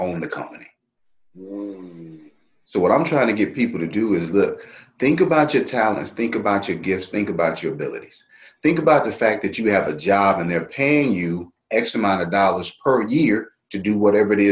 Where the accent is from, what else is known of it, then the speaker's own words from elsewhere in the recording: Dallas, Texas, United States; Born and raised in Dallas, Texas